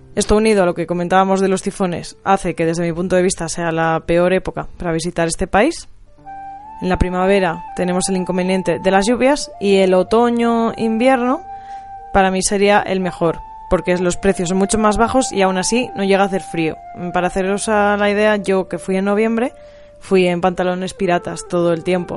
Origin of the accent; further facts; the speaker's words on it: Spain; era de España